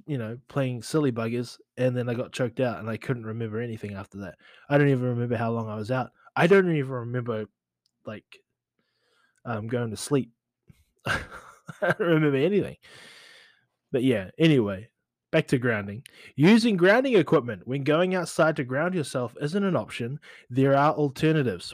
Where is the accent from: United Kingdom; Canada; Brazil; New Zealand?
New Zealand; moved away; as a kid growing up in New Zealand